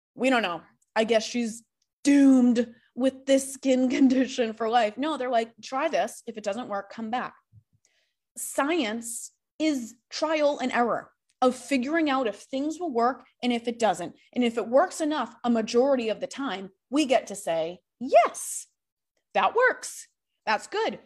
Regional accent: Massachusetts, United States; I grew up in Massachusetts, super close to all these mountains in Vermont and New Hampshire.

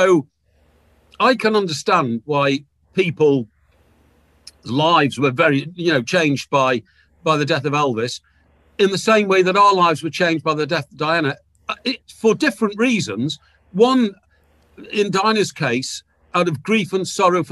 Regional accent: Chester, North West England, United Kingdom; moved away as an adult; I was brought up in Chester, which is a little town about 15 miles from Liverpool

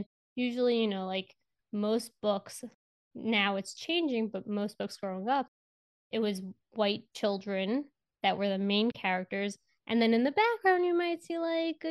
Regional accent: New York City, New York, United States; We're both from Queens

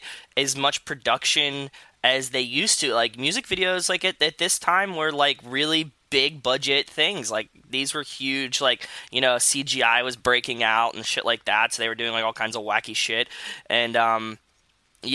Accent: Pittsburgh, Pennsylvania, United States; I grew up in Pittsburgh

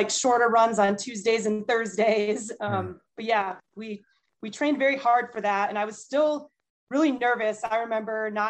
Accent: Boston, Massachusetts, United States; my 50th one, I wanted to do as Boston Marathon in my hometown.

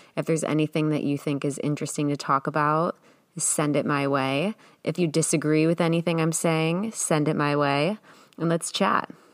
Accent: Ohio, United States; moved away as an adult; now in California, United States; Being that I'm from Ohio, there's not much to do there

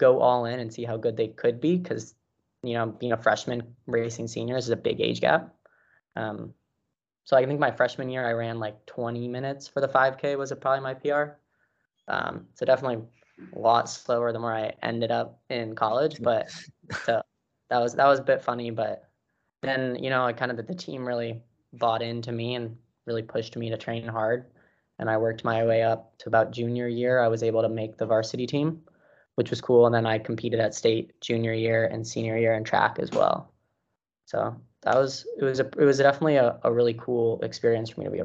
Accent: Boulder, Colorado, United States; moved away as an adult; also born or lived in Santa Clara, California; now in San Francisco, United States; I'm originally from Boulder, Colorado. That's where I went to high school

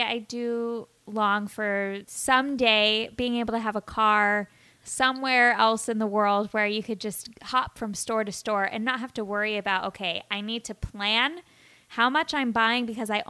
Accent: New York City, New York, United States; I do have to say there are days where you feel so good being a New Yorker and then days when the city beats you to a pulp.

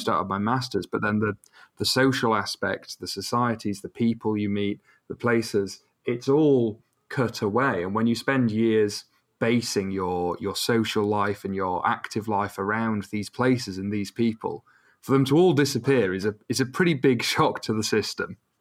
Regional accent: Rotherham, Yorkshire and the Humber, United Kingdom; now in York, United Kingdom; I'm from Rotherham, but I study in York

